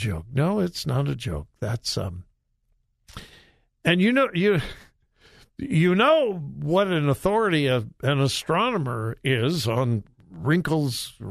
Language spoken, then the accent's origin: English; California, United States; now in Ohio, United States; It's California. Yepers, that's my home state